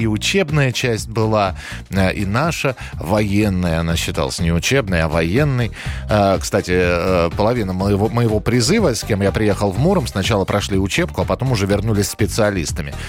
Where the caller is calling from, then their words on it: Kirov, Kirov Oblast, Russia; Я звоню из Кирова